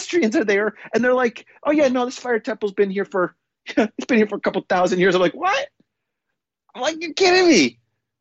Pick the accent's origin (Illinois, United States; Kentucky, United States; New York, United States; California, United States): New York, United States; now in London, United Kingdom; being a New Yorker